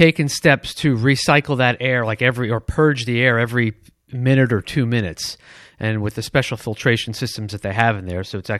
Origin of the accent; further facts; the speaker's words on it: Detroit, Michigan, United States; but I grew up in Michigan. Remember, it's Detroit.